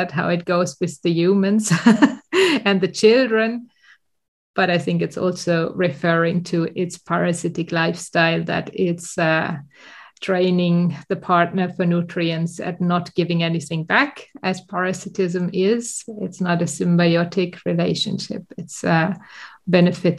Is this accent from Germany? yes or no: yes; Germany; moved away as an adult; now in Sweden; go back to my hometown and have to drive there the last kilometers if I have been flying into Düsseldorf